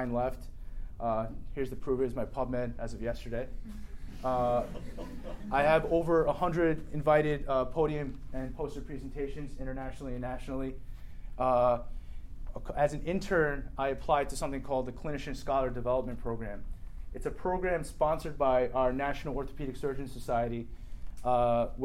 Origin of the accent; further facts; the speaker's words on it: New Jersey, United States; I grew up in New Jersey